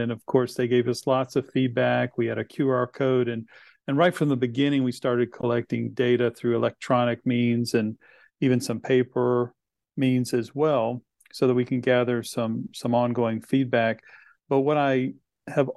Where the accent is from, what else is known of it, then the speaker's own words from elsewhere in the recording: Chesapeake, Virginia, United States; also born or lived in Henry County, Virginia; it was an opportunity to come back to my hometown, which I was very excited about